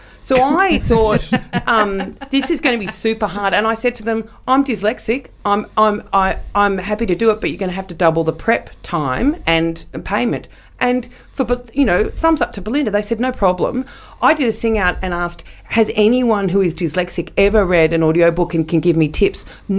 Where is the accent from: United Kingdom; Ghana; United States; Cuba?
United Kingdom; England; We're English, so of course it's going to be hardback.